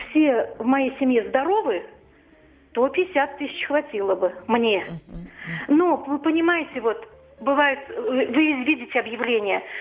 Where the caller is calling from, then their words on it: Vladimir, Vladimir Oblast, Russia; Мне 62 года, я пенсионерка из Владимира.